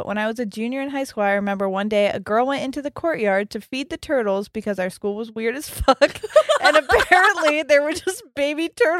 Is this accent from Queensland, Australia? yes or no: yes; Gold Coast, Queensland, Australia; she, her, and I'm from the Gold Coast in Australia.